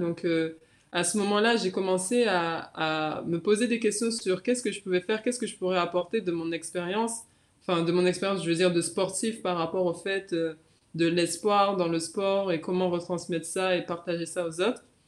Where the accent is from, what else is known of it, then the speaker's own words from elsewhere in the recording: Guadeloupe; also born or lived in Metropolitan France; now in France; je suis fière, en fait, de représenter la Guadeloupe